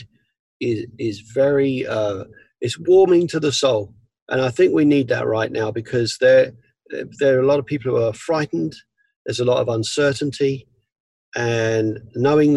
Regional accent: England, United Kingdom; now in Los Angeles, United States; as an Englishman, we have a sense of pride

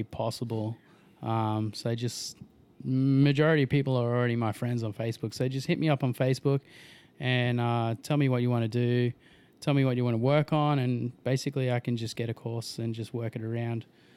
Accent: Logan, Queensland, Australia; from Logan

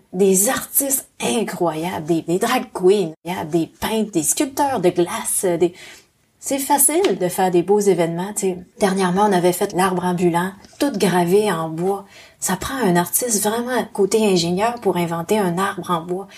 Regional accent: Lac Saint-Jean, Quebec, Canada; moved away as an adult; also born or lived in Montreal / Laurentides; now in Nelson, Canada; Je suis née à Montréal, mais on a vite déménagé euh, quand j'avais 5 ans au lac Saint-Jean

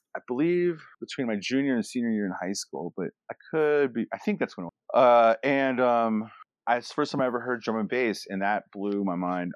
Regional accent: Alaska, United States; moved away; also born or lived in Anchorage / Fort Yukon / Fairbanks; I grew up in Alaska as a as a child

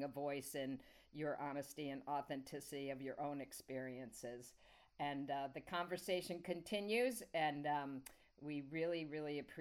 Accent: Rochester, New York, United States; Rochester, New York, my hometown

